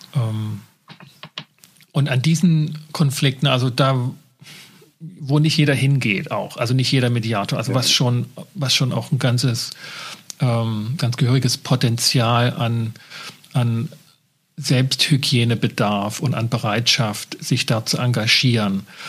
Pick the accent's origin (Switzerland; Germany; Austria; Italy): Germany; bei uns in Deutschland